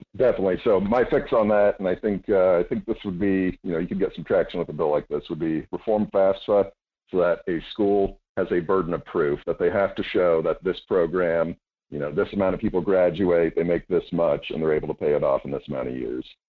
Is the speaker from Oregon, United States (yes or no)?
no; Homer and Wasilla, Alaska, United States; also born or lived in Anchorage, Alaska / Idaho; I was born in Anchorage, grew up uh, between Homer and Wasilla